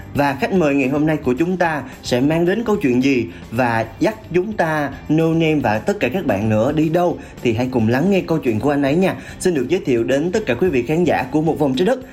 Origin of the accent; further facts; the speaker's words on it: Vietnam; em sống ở Việt Nam cũng từ nhỏ tới lớn